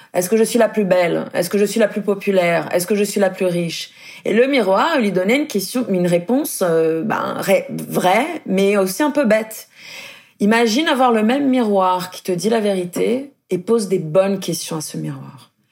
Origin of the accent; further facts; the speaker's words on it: Brazil; moved away; je suis brésilienne